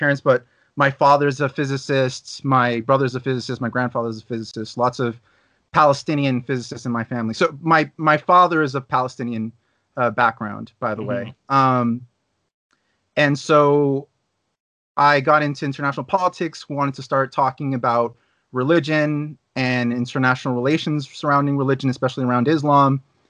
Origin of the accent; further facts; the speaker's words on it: Santiago, Santiago Metropolitan Region, Chile; also born or lived in Los Angeles, United States; So I was born in the United States. So I don't speak with an accent, but I live in Chile, Santiago, Chile. I moved here from Los Angeles with my parents, who were both Chilean immigrants, in 1994 to Chile. I didn't speak Spanish when I got here.